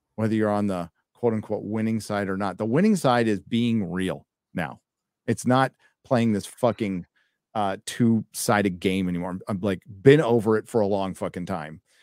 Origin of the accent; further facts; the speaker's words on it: United States; I was born in America.